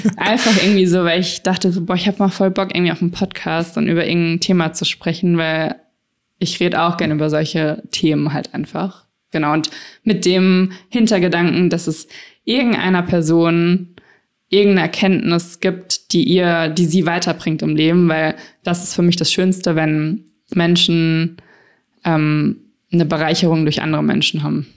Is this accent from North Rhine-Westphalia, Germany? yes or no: no; Frankfurt, Hesse, Germany; ich bin damals in Frankfurt aufgewachsen